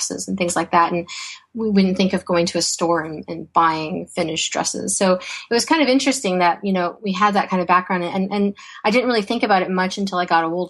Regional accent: Toronto, Ontario, Canada; also born or lived in Vientiane, Laos; I was born in Vientiane, Laos, which is a small country in Southeast Asia near Thailand. And I was I came to Canada when I was 4 years old, and my parents chose Toronto

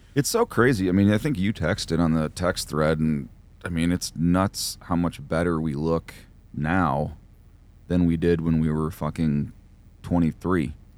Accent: New York, United States; when I was growing up in New York, I was very, very close to, like, the Syracuse and Buffalo hardcore scenes

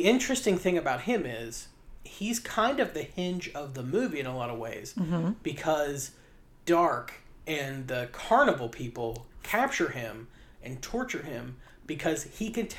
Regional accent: West Virginia, United States; maybe it's just because I grew up in West Virginia.

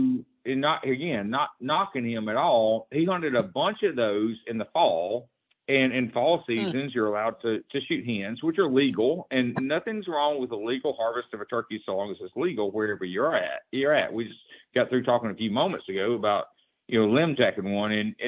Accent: United States; this is even my home state, but I'll even include Louisiana. Louisiana, Mississippi, and Alabama are the most difficult turkeys

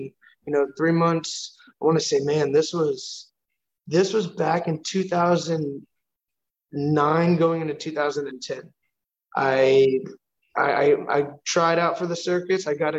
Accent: Houston, Texas, United States; I was from Houston, Texas. I was raised here.

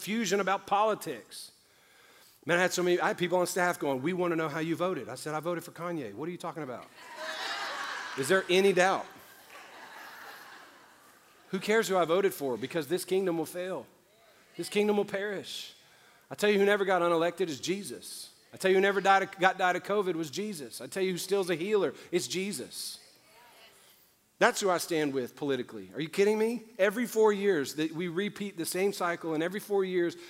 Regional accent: New Orleans, Louisiana, United States; I'm from New Orleans. I was the only white kid in the apartments I grew up

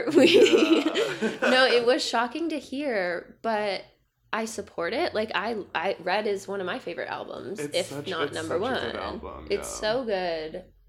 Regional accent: Canada; I'm from Canada

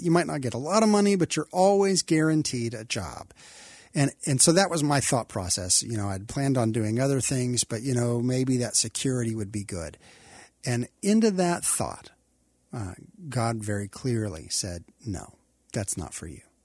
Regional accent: Texas, United States; moved away as an adult; also born or lived in Kentucky / Oklahoma; I love Texas because I grew up here

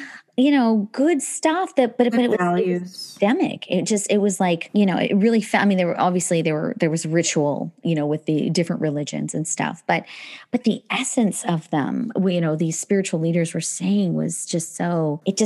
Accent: Northern Alberta, Canada; also born or lived in England; we grew up in Northern Alberta

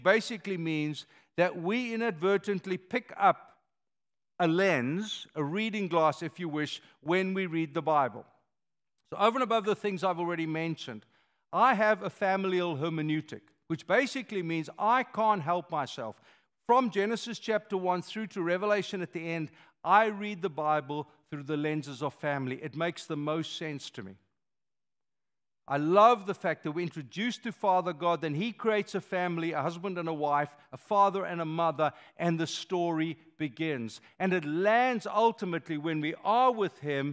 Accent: South Africa; moved away; I am a South African

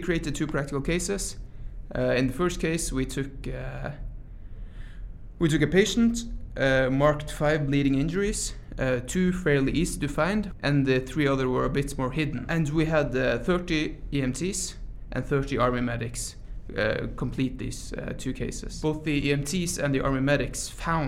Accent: Troms og Finnmark, Norway; moved away as an adult; now in Tromsø, Norway; I come from Norway, and I study medicine at the Arctic University of Norway, which is the University of Tromsø. So I'm an EMT from Finnmark, the far north of Norway, but I study medicine in Tromsø now.

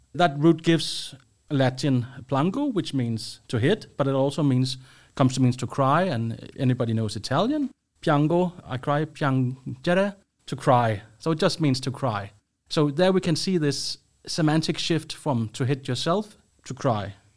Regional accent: Copenhagen, Capital Region of Denmark, Denmark; moved away as an adult; now in Sweden; I'm from Denmark, Copenhagen, but I've been living in Sweden for quite a while now

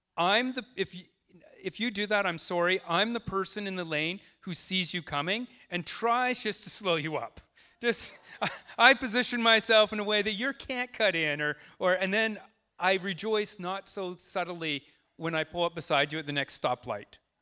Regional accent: Tsawwassen, British Columbia, Canada; now in Deep Cove, Canada; I grew up in Towson.

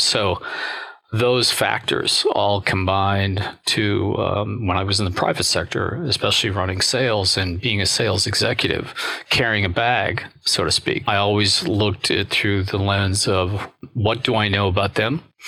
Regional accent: United States; as an American

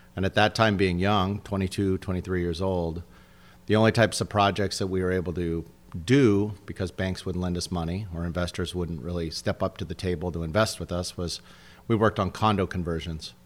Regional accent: San Diego, California, United States; also born or lived in Los Angeles / Del Mar; I grew up in, I'm a native San Diego.

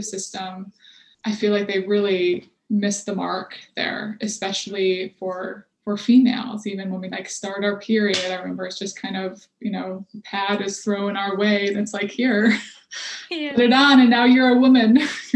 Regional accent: Michigan, United States; also born or lived in Texas; now in Boston, United States; I'm originally from Michigan

